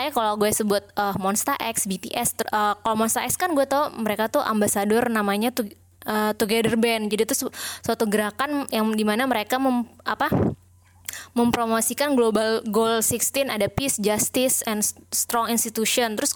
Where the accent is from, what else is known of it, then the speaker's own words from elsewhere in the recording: Indonesia; karena kalau gue lihat isu BLM ini kan memang kita sebagai orang Indo mungkin gak relate ya